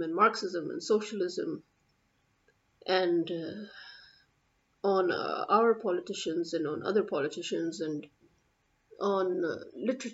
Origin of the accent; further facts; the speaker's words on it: Pakistan; I'm a Pakistani